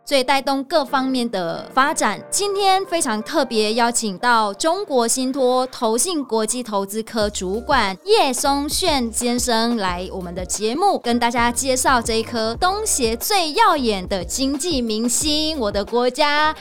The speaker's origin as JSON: {"language": "Chinese", "country": "Vietnam", "moved": "yes", "lives_now": "Taiwan", "said": "虽然我是越南人，但是因为我住台湾太久了"}